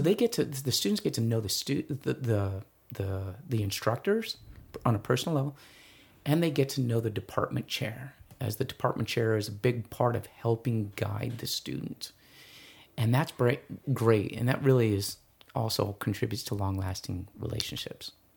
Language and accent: English; East Valley, Arizona, United States; I'm from the East Valley